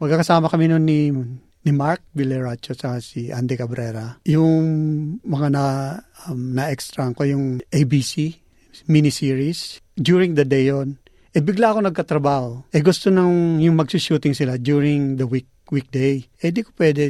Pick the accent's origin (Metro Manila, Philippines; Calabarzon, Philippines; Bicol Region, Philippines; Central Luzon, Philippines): Bicol Region, Philippines; moved away as an adult; now in Australia; tubong Bicol. Dumating ako dito noong 1990.